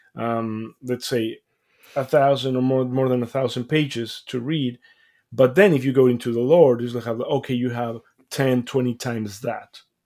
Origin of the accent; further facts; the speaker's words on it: Mexico; I grew up mm-hmm. in Mexico, as I mentioned, like I'm from Mexico